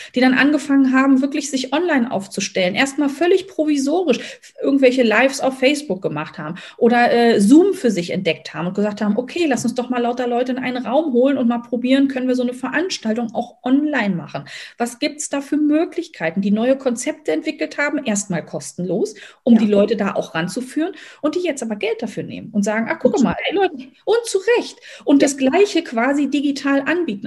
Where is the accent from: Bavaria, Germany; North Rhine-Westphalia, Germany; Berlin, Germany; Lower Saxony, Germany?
Berlin, Germany; also born or lived in near Rostock; now in Rostock, Germany; Ich wohne momentan in der Nähe von Rostock, bin gebürtige Berlinerin